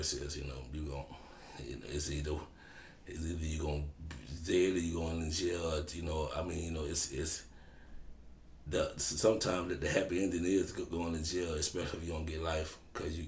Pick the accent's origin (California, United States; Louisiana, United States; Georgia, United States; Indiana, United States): Louisiana, United States; New Orleans; I'm from the Ninth Ward Desire housing project.